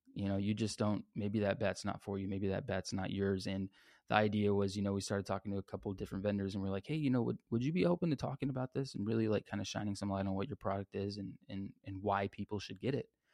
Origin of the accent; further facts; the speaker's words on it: San Antonio, Texas, United States; I grew up here in San Antonio, Texas